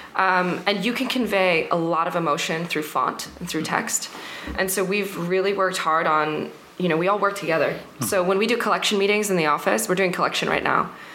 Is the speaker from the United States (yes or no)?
yes; New York, New Jersey, United States; moved away as an adult; also born or lived in London, United Kingdom; now in France; I'm actually from London originally, and then I grew up in the states in uh, New Jersey, New York.